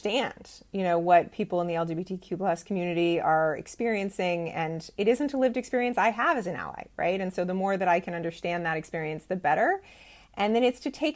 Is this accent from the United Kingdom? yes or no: no; Bay Area, California, United States; I was raised in the Bay Area